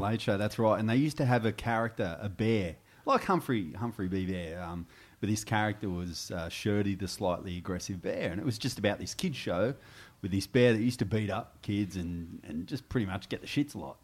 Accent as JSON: {"language": "English", "town": "Goulburn", "region": "New South Wales", "country": "Australia", "tie": "born or raised there", "also_born_or_lived": "Albury, New South Wales / Canberra", "moved": "as an adult", "lives_now": "Sydney, Australia", "said": "I left there when I was ten and moved to Goulburn. uh, and spent the rest of my years, uh, in Goulburn until I was twenty-one"}